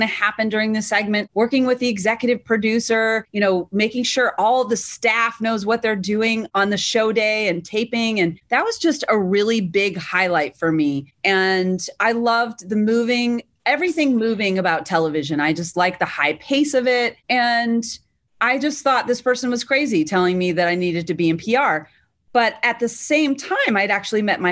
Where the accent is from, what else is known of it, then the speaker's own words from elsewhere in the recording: Massachusetts, United States; I was from Massachusetts